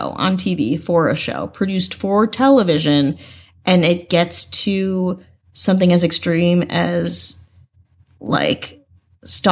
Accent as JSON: {"language": "English", "region": "Midwest", "country": "United States", "said": "I'm from the Midwest"}